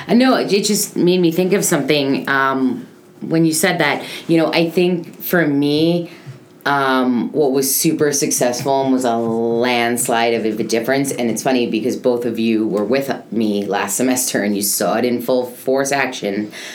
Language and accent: English; New York, United States; now in Boca Raton, United States; I come from New York